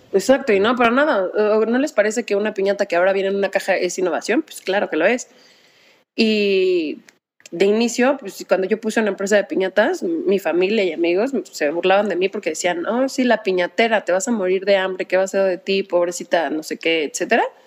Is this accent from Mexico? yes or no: yes; Mexico